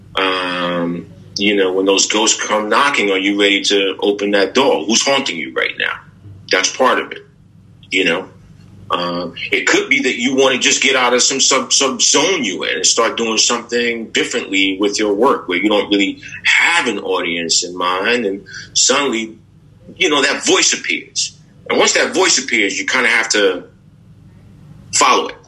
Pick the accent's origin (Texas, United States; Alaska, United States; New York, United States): New York, United States; New York City; the brothers I grew up with in East Harlem on 123rd and Lex